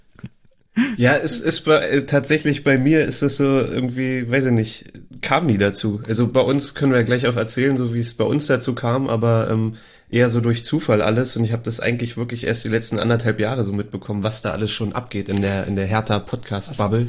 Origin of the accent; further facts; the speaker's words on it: Berlin, Germany; also born or lived in Karlsruhe; ich bin auch gebürtiger Berliner natürlich, ähm, aus Zehlendorf ursprünglich